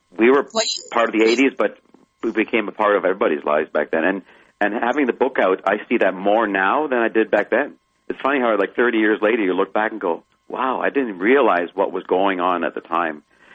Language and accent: English; Canada; born there; also born or lived in Germany; Well, I was born in Canada. I was born in Canada, but I was stayed less than a year in Vancouver.